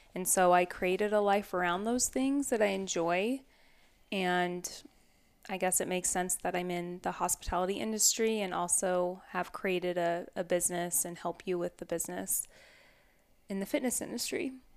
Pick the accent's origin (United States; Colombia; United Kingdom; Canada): United States; the Northwest, Pacific Northwest; Growing up in the Northwest, we lived on two and a half acres